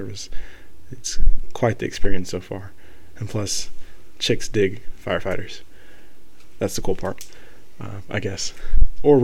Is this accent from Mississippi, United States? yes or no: no; Marietta, Georgia, United States; moved away as an adult; now in Valdosta, United States; I live 4 hours away from my hometown, hometown of Marietta, Georgia.